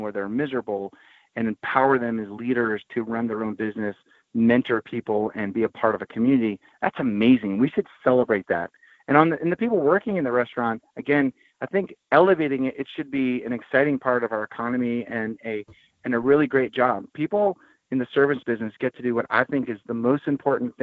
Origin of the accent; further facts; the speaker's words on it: Philadelphia, Pennsylvania, United States; I was born in Philadelphia